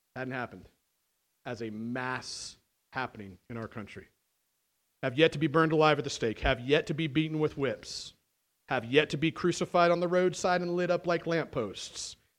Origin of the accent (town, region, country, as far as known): United States